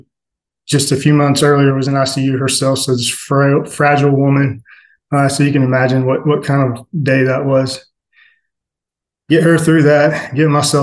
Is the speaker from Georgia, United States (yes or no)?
yes; Atlanta, Georgia, United States; I was born in South Atlanta